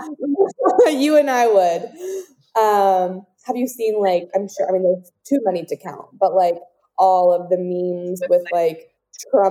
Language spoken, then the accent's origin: English; Southern California, United States; both you and I grew up in Southern California